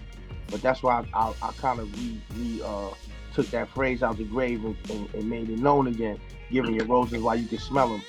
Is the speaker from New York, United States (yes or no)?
yes; New York City, New York, United States; also born or lived in South Jamaica, Queens / Astoria, Queens; Southside born, QB raised